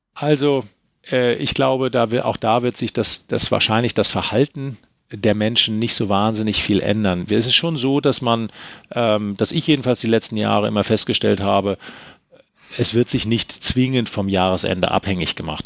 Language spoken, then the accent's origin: German; Rhineland-Palatinate, Germany; moved away; Ich bin äh, in der Pfalz groß geworden